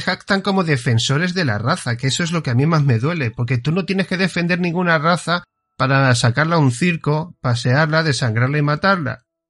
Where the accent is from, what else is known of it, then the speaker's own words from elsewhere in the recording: Spain; somos españoles